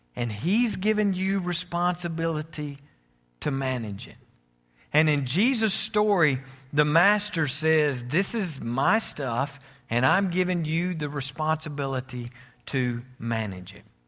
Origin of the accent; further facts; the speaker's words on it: United States; I'm American